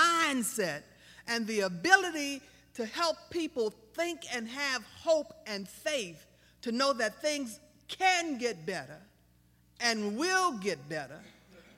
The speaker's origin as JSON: {"language": "English", "town": "Baton Rouge", "region": "Louisiana", "country": "United States", "said": "I'm from South Baton Rouge, and I was just kind of raised to fight back"}